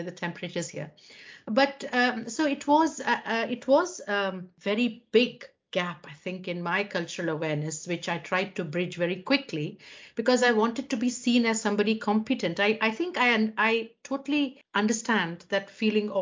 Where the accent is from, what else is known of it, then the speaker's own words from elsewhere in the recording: Mumbai, Maharashtra, India; moved away as an adult; also born or lived in South India; now in United Kingdom; I'm originally from South India, but grew up in Mumbai